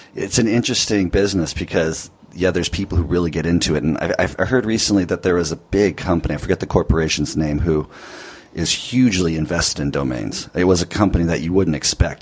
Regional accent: California, United States; I'm in California right now, and although this is where I'm from

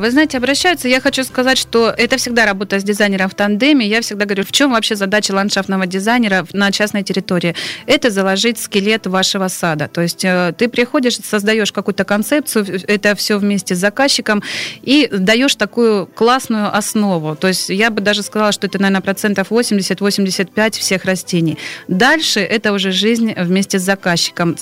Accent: Stavropol, Stavropol Krai, Russia; я родилась и жила в Ставрополе

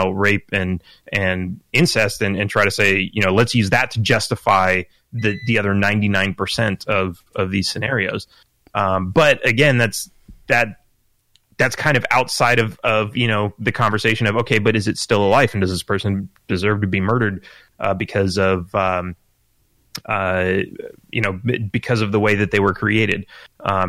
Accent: California, United States; I grew up in California

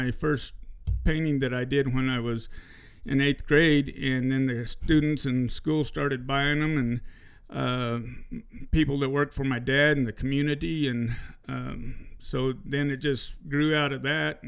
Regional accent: Duncan, Arizona, United States; moved away as an adult; also born or lived in Safford, Arizona; now in New Mexico, United States; I'm from I was raised in Duncan, Arizona, and born in Safford, Arizona.

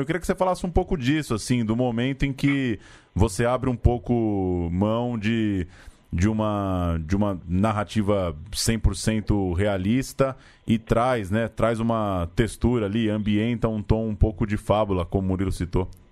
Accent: São Paulo, Brazil; a gente é aqui de São Paulo

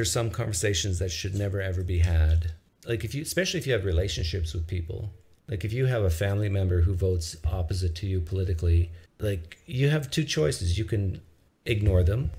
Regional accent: Canada; as a Canadian

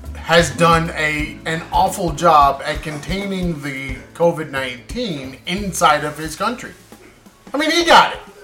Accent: United States; I'm American

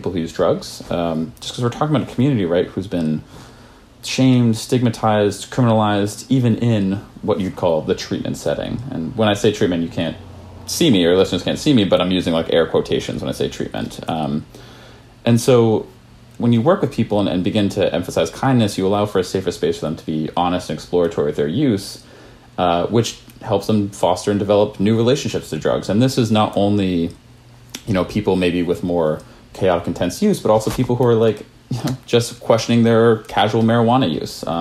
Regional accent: Maine, United States; I grew up in Maine

